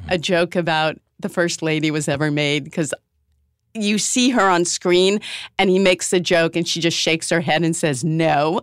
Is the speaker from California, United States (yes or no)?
no; Newton, Massachusetts, United States; I'm from Newton, Massachusetts